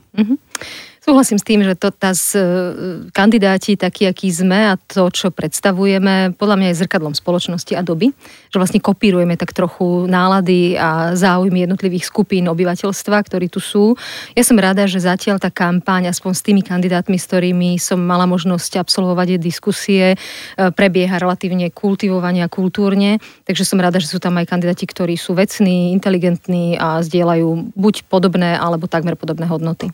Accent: Pezinok, Bratislava Region, Slovakia; ja som z Pezinka

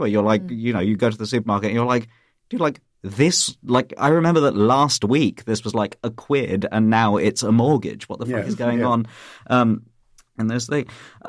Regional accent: United Kingdom; while I am British, I'm also British Indian

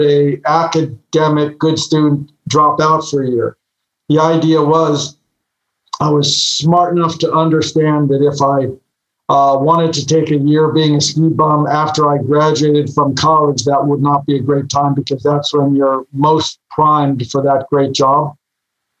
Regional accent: Los Angeles, California, United States; I grew up in Brentwood. I grew up about a 10-minute walk from where your office is

